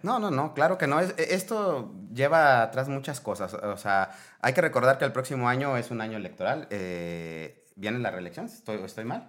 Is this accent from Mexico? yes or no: yes; Mexico; como mexicanos debemos